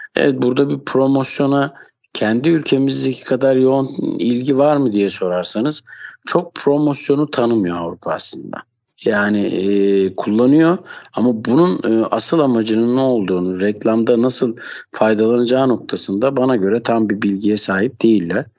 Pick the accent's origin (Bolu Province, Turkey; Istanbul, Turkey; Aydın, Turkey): Istanbul, Turkey; ben 1980 İstanbul doğumluyum.